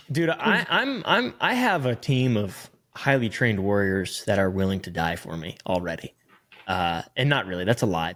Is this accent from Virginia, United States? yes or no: yes; Virginia, United States; moved away; I'm from Virginia